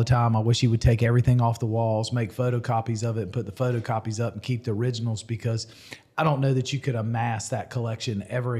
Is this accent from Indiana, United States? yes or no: no; Spartanburg, South Carolina, United States; now in Columbia, United States; I grew up in Spartanburg.